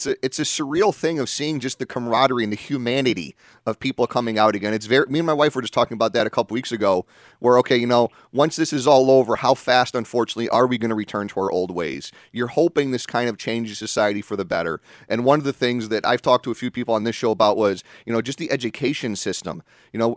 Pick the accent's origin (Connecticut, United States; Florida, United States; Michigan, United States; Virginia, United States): Connecticut, United States; New Britain; as a little kid growing up in New Britain